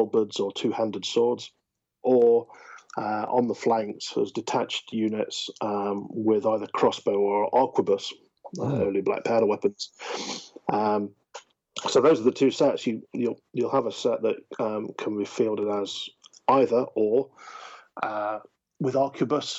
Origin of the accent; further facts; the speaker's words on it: United Kingdom; We are British after all